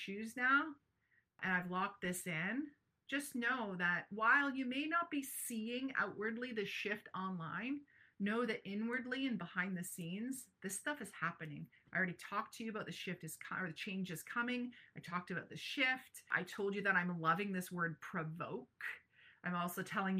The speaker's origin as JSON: {"language": "English", "town": "Brantford", "region": "Ontario", "country": "Canada", "tie": "born or raised there", "said": "my hometown of Brantford, Ontario"}